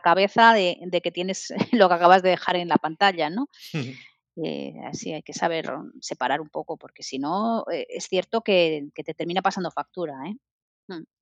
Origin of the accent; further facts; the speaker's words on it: Madrid, Community of Madrid, Spain; moved away as an adult; now in Barcelona, Spain; yo soy madrileña, me vine aquí a Barcelona